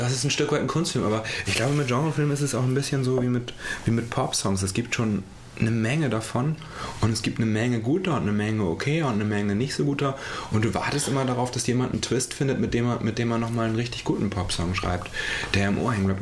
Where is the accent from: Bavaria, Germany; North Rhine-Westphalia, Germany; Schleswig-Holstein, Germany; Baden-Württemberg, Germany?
Schleswig-Holstein, Germany; ich bin halt in Schleswig-Holstein aufgewachsen